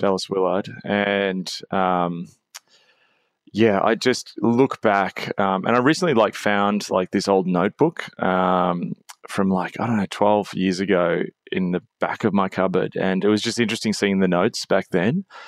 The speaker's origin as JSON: {"language": "English", "country": "Australia", "said": "as an Australian"}